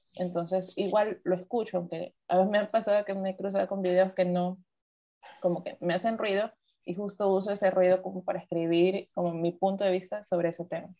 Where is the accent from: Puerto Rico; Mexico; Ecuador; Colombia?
Ecuador; nací aquí en Ecuador, yo soy de Ecuador, trabajo en Ecuador, vivo en Ecuador